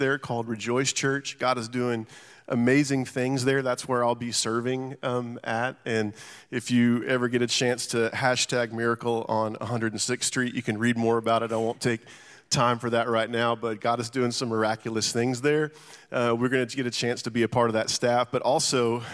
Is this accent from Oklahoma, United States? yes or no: yes; Tulsa, Oklahoma, United States; moved away as an adult; now in Nashville, United States; We were raised in Oklahoma, Tulsa, Oklahoma, and I moved here when I was 19